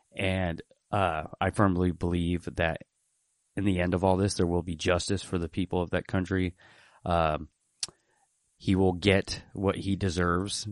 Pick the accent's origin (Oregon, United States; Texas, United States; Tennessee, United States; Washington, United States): Oregon, United States; Portland; also born or lived in Tulare, California; moved up to Portland when I was three and grew up in the city